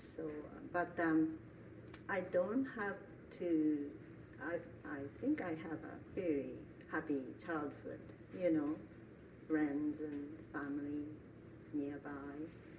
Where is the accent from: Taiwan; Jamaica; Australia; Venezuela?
Taiwan; born there; I was born in Taiwan a year before the end of Second World War.